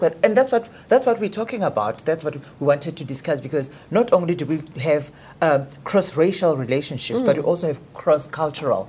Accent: Limpopo, South Africa; moved away; also born or lived in Johannesburg; in Limpopo we, we had a lot of pressure.

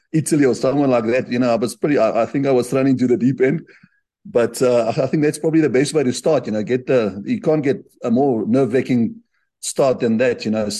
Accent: South Africa; I grew up in Afrikaans school

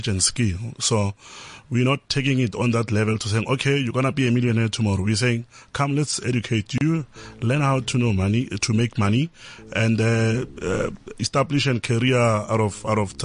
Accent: Limpopo, South Africa; now in Johannesburg, South Africa; growing up in Limpopo really made me who I am today

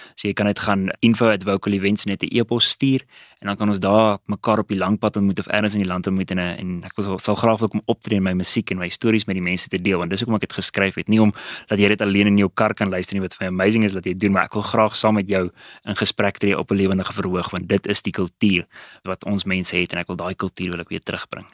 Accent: Witbank, Mpumalanga, South Africa; moved away as an adult; also born or lived in Pretoria; Ek het groot geword in Witbank

